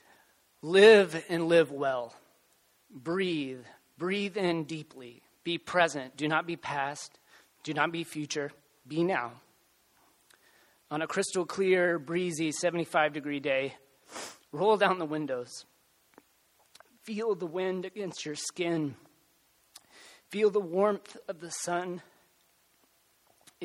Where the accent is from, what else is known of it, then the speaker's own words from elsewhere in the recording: Waco, Texas, United States; I am from Texas and was born and raised in Waco